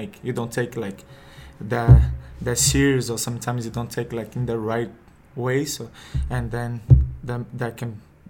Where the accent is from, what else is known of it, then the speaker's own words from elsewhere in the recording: Rio de Janeiro, Brazil; accent: Brazilian; English is a second language; I'm from Rio de Janeiro, Brazil. And I was born in December 20, 1993.